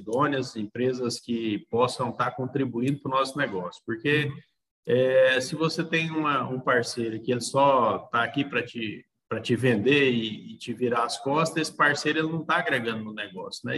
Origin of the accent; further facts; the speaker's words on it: Nova Crixás, Goiás, Brazil; also born or lived in Pires do Rio; Eu sou natural de Pires do Rio, só que eu fui praticamente criado aqui em Nova Crixás